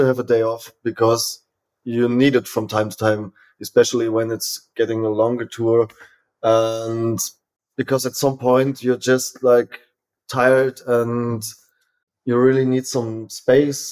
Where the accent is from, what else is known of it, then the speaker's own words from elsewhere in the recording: Germany; I'm from Germany